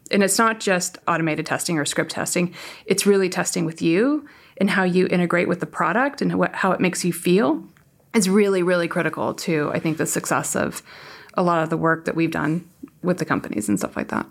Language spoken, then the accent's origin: English; Palo Alto, California, United States; also born or lived in San Francisco / Santa Clara / Orange County; Born in San Francisco, raised on the peninsula, and I went to Santa Clara